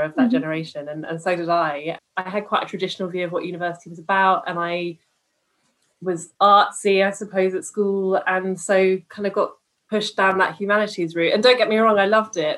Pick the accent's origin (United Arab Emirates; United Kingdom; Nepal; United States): United Kingdom; Stroud, South West England; I come from Stroud in Gloucestershire, which is where Extinction Rebellion are from.